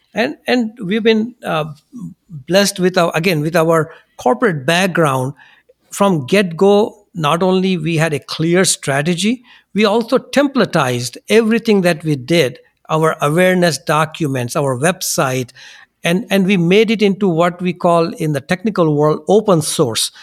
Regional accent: India; now in United States; we come from India

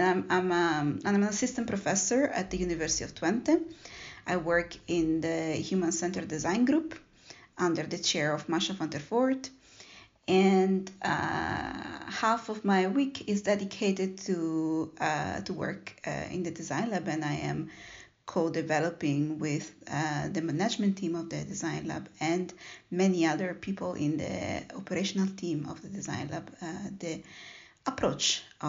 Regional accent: Italy; born there; I was born in Italy, and I got the chance to travel

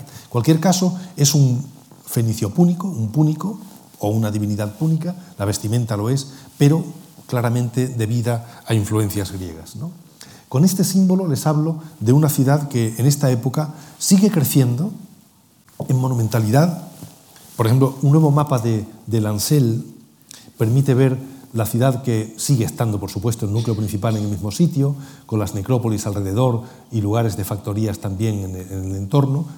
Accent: Cádiz, Andalusia, Spain; Yo que soy gaditano

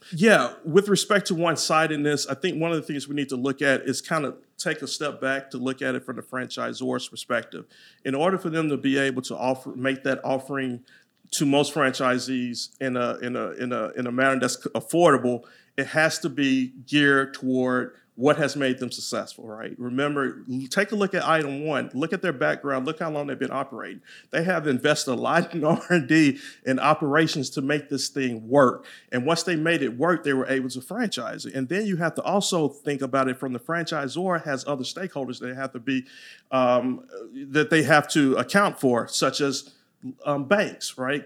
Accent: Louisiana, United States; accent: Louisiana twang; now in Texas, United States; I'm from Louisiana, so you might hear that Louisiana twang

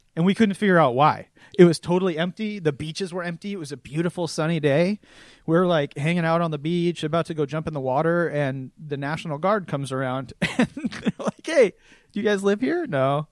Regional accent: Seattle, Washington, United States; born and raised in the Seattle area

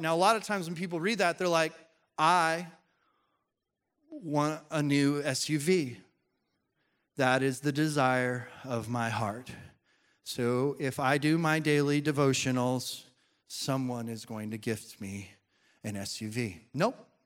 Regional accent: Colorado, United States; when I was growing up in Colorado

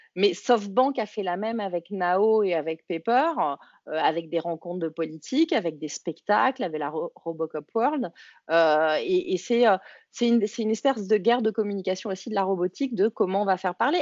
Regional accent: France; accent: French; ça doit être mon accent français

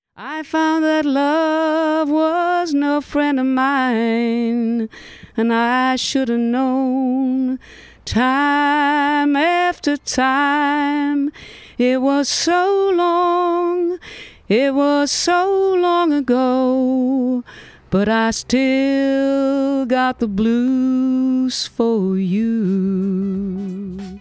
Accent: Tilburg, North Brabant, Netherlands; vlakbij waar ik ben opgegroeid

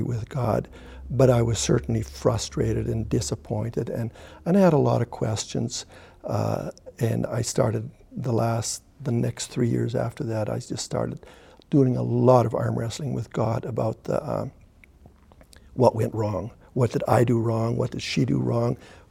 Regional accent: Canada; born or raised there; first language German; English is a second language; now in Sicamous, Canada

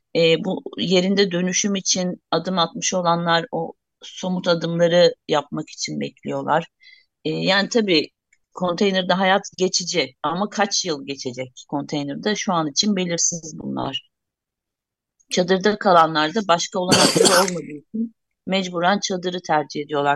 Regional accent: Vakıflı village, Hatay, Turkey

